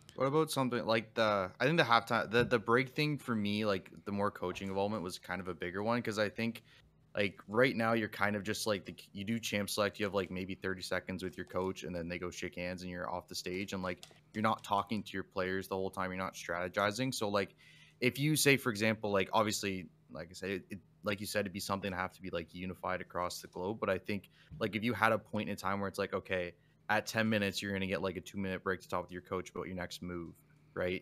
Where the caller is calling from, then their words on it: Windsor, Ontario, Canada; I'm calling from Windsor, Ontario